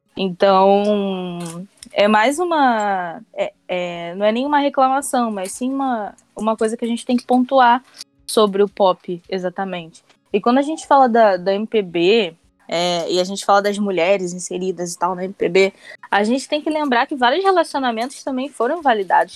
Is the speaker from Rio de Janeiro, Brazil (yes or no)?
yes; Mesquita, Rio de Janeiro, Brazil; Sou da Baixada Fluminense, sou de Mesquita.